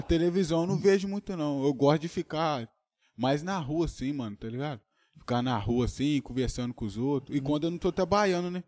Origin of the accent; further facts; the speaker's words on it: Brazil; E eu moro em Tocantins mesmo, sou de Tocantins